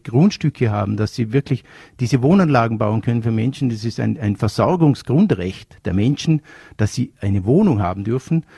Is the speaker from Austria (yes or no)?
yes; Vorarlberg, Austria; bei uns in Vorarlberg mit der Manuela Auer, mit der ich aufgewachsen bin